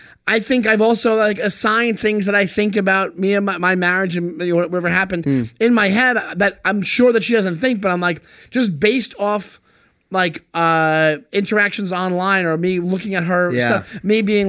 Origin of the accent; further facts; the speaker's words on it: United States; I'm Irish Catholic. Like, I'm from America, but I grew up very Irish Catholic.